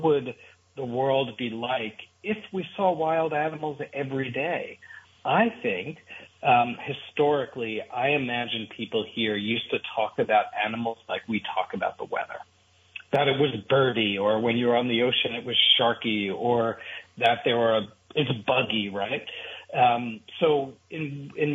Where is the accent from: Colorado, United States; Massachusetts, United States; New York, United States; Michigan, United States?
New York, United States; New York City; I grew up in New York City